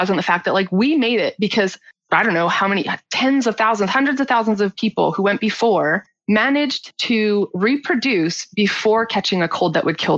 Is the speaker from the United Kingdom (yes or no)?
no; Canada; also born or lived in Nova Scotia / Victoria; So I'm from Nova Scotia, like the easternmost part of Canada, and then my mom we moved out to Victoria, like the westernmost part, and then we went back